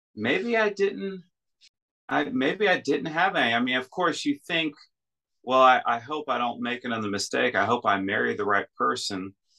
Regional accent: United States; moved away as an adult; now in Russia; I'm an American in Russia

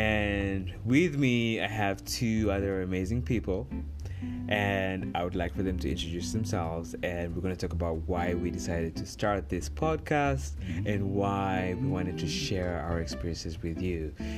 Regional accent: Uganda; now in United States; we are actually all from Uganda, but... And we're living in America

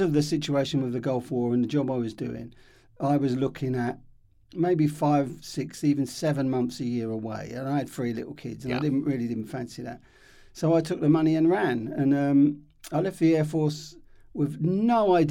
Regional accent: Hemel Hempstead, East of England, United Kingdom; we were the first generation kind of born and grew up in Hemel Hempstead.

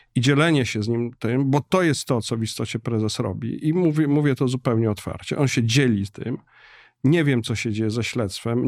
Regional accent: Warsaw, Masovian Voivodeship, Poland; dla mnie jako warszawiaka od pokoleń

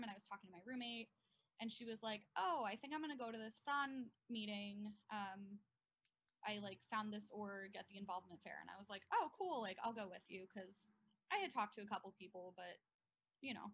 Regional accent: Bucks County, Pennsylvania, United States; I'm from Bucks County

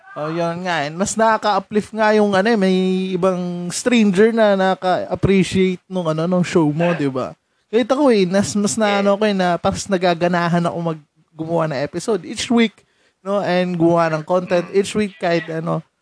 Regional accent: San Mateo, Calabarzon, Philippines; taga Rizal ako

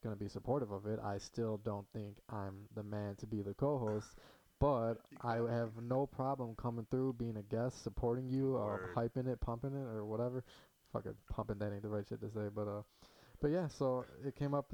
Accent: Hoffman Estates, Illinois, United States; Hoffman Estates, Chicago area, born and raised

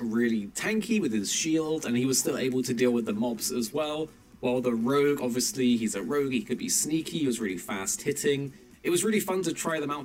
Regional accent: England, United Kingdom; as an English person

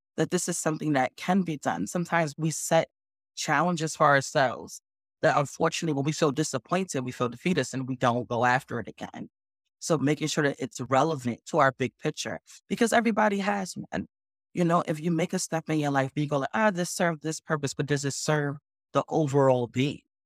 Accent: New York City, New York, United States; born and raised in the Bronx, New York

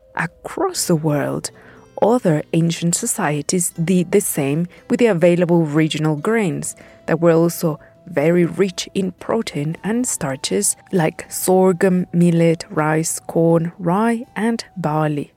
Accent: Puebla, Mexico; my hometown of Puebla

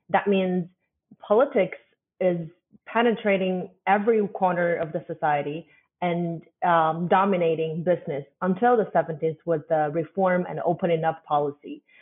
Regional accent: China; moved away as an adult; also born or lived in Germany; born and growing up in China, but leaving Germany for a while.

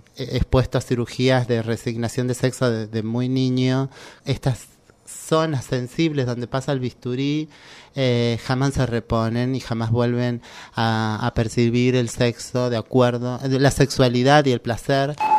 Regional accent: Córdoba, Argentina; moved away as an adult; now in Buenos Aires, Argentina; yo soy de Córdoba

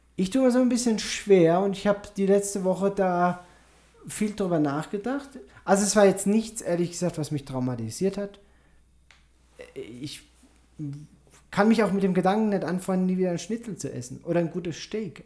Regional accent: Germany; moved away; bei uns in Deutschland

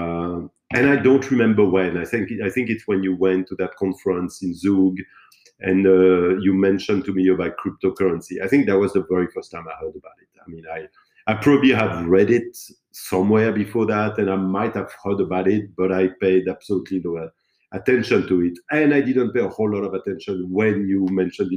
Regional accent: Rouen, Normandy, France; English is a second language; moved away as an adult; also born or lived in Canada; now in Switzerland; I'm born and raised in France. I am 44 years old. I spent all my youth in the same town in the north of France, a city called Rouen.

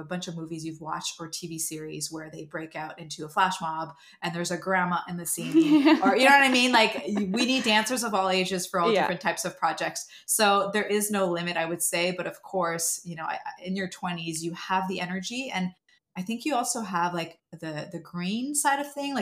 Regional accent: Montreal, Quebec, Canada; moved away as an adult; now in Los Angeles, United States; I was actually still in Montreal. I think I must have been 21 or 22 years old when I auditioned for her for the first time

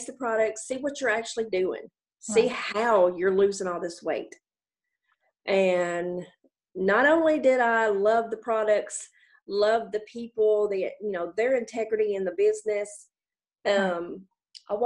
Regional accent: Jackson, Tennessee, United States; now in Toone, United States; I was born and raised in Jackson, Tennessee, about 40 minutes

